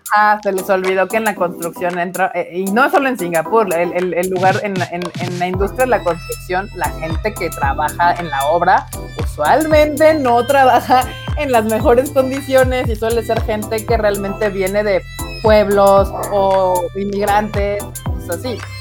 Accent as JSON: {"language": "Spanish", "country": "Mexico", "said": "como mexicanos"}